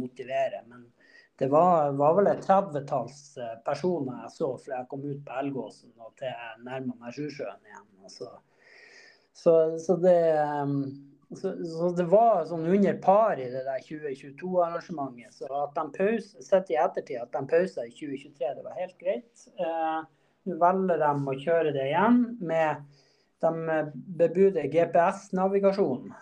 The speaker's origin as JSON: {"language": "Norwegian", "town": "Båtsfjord", "region": "Finnmark", "country": "Norway", "moved": "yes", "lives_now": "Trondheim, Norway", "said": "jeg kommer fra Båtsfjord i, i Øst-Finnmark"}